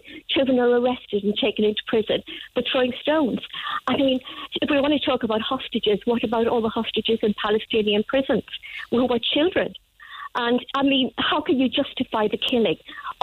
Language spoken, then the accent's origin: English; Ireland; I'm an Irish person.